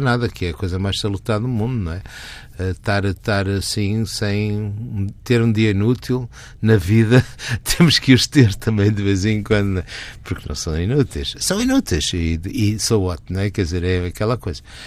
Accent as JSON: {"language": "Portuguese", "town": "Porto", "region": "Porto District", "country": "Portugal", "tie": "born or raised there", "also_born_or_lived": "Geneva / France / Vancouver", "moved": "as an adult", "lives_now": "Lisbon, Portugal", "said": "é a minha cidade natal e até é a minha raiz."}